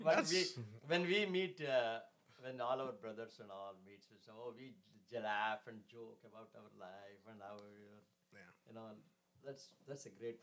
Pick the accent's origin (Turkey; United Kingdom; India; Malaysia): India; first language Kannada; English is a second language; moved away as an adult; now in San Antonio, United States; I'm from India, originally from India.